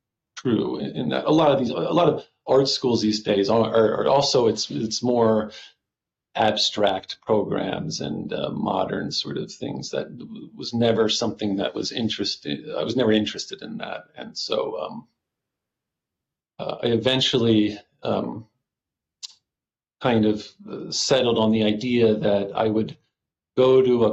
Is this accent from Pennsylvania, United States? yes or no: yes; Doylestown, Pennsylvania, United States; I grew up in Doylestown, and that's just a nice suburb and a really nice place to grow up